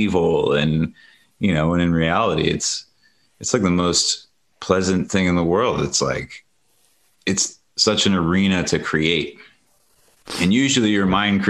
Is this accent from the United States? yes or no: yes; Ohio, United States; now in Colorado, United States; I grew up in Ohio